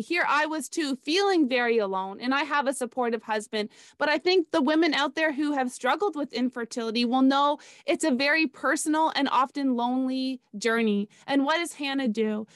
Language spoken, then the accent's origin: English; Canada; moved away as an adult; now in South Florida, United States; I was born and raised in Canada